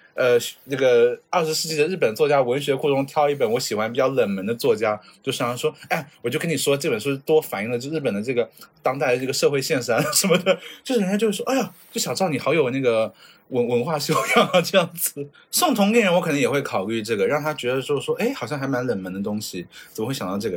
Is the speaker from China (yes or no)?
yes; China; now in Japan; 咱就是中国人